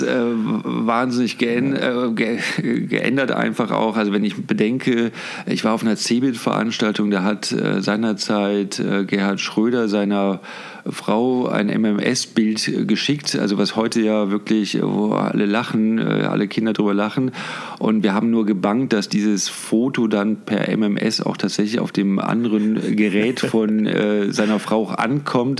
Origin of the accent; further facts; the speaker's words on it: Cologne, North Rhine-Westphalia, Germany; moved away as an adult; now in Munich, Germany; ich bin wirklich in Köln geboren und äh, dort auch aufgewachsen